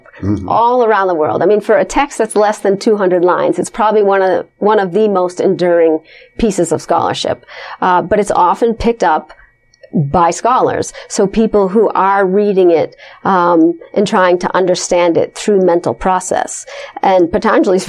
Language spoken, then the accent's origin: English; Los Angeles, California, United States; now I come from Los Angeles, which has a huge yoga community